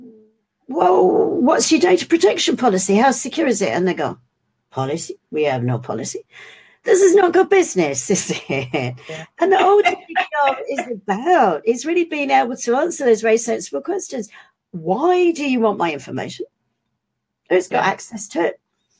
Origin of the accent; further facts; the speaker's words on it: London, United Kingdom; being a Londoner